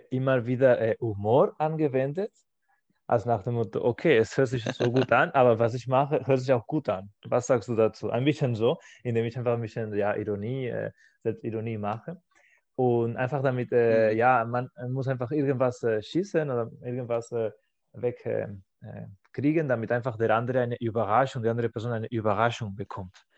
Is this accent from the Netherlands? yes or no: no; Spain; German is a second language; now in Germany; in meiner Heimat in Spanien